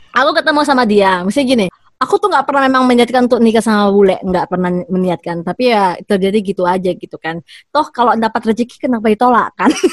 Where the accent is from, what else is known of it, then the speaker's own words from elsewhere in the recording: Indonesia; now in Munich, Germany; aku dari Indonesia